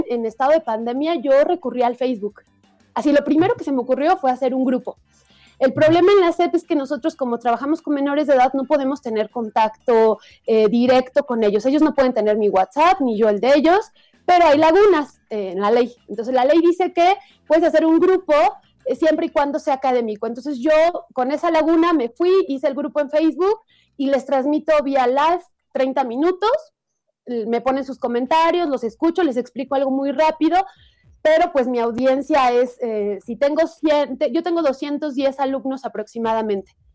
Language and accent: Spanish; Ecatepec, State of Mexico, Mexico; yo crecí en el Estado de México, pero en Ecatepec